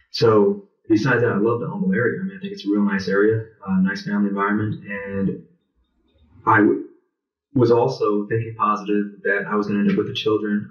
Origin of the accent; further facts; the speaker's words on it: United States; my father was Italian, my mother's Irish and German. I'm American